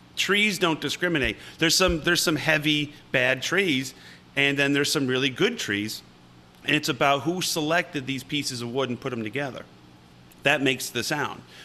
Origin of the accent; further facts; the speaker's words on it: upstate New York, United States; I'm from upstate New York